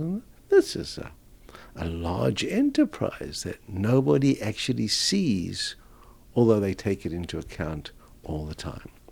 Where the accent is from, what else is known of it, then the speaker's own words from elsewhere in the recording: South Africa; moved away as an adult; also born or lived in Canada / Australia; now in Canberra, Australia; Being a South African, I grew up in the apartheid era